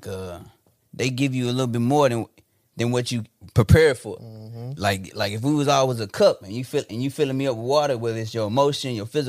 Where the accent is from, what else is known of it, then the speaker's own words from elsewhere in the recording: Memphis, Tennessee, United States; nah, I'm from Whitehaven, the heart of Memphis.